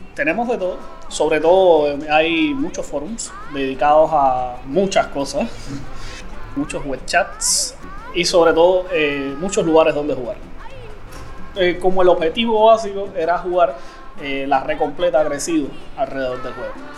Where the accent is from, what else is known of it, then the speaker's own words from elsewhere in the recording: Cuba; vivo en Cuba, nací en Cuba.